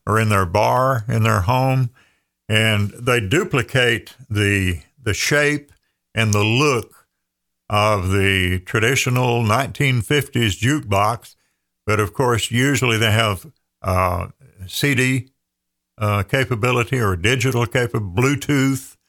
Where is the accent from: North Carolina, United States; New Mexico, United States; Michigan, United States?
North Carolina, United States; Andrews; my hometown of Andrews, population twelve hundred